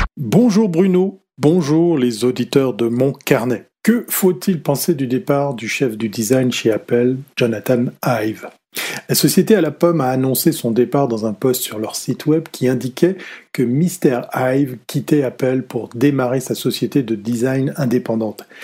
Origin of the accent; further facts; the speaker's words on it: Switzerland; quand on est suisse et fils d'horloger